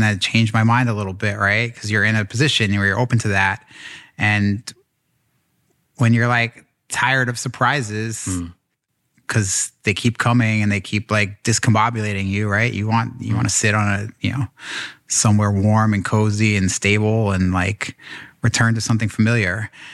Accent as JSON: {"language": "English", "region": "New York", "country": "United States", "tie": "born or raised there", "said": "I grew up here in in New York"}